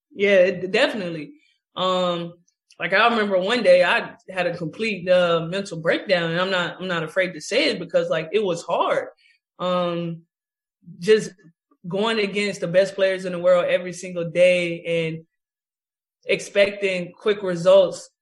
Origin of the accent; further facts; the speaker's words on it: Tallahassee, Florida, United States; moved away as an adult; now in New York, United States; I had my uh, kids camp in Tallahassee in my home state and home city.